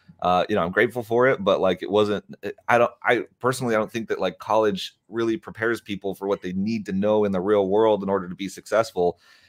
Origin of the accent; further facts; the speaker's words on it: South Africa; moved away; also born or lived in Dubuque, Iowa; And so like I'm like growing up in South Africa, having this like amazing experience there. And then we found out we're moving to Dubuque, Iowa